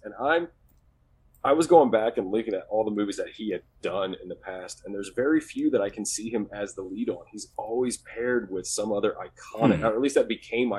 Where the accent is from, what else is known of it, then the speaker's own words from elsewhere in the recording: North Georgia, United States; I'm from Georgia.